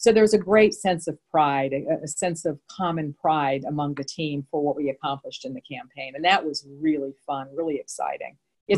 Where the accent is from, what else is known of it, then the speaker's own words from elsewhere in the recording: Midwest, United States; First of all, I'm from the Midwest. So we Midwesterners tend to be a little bit more straightforward.